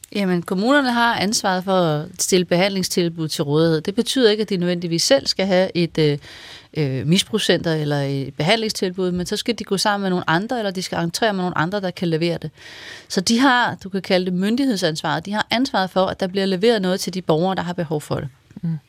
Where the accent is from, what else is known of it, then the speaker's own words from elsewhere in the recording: Vendsyssel, North Denmark Region, Denmark; jeg kommer fra Vendsyssel